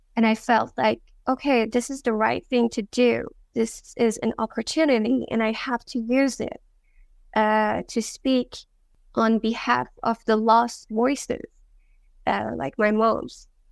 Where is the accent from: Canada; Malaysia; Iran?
Iran; I was born in Iran. I was born in the city of Karolinska. It's a Kurdish city. So I'm a Kurdish girl